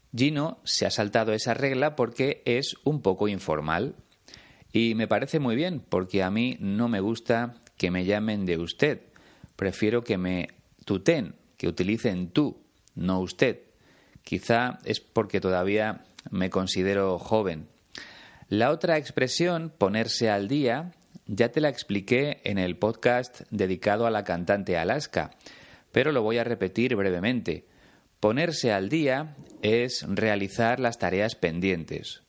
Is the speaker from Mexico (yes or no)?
no; Spain; Aquí en España